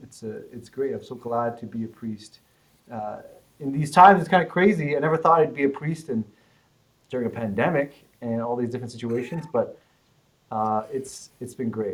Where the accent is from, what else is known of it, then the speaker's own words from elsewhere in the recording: Calgary, Alberta, Canada; I was born in Calgary and I was raised there. My parents came from Vietnam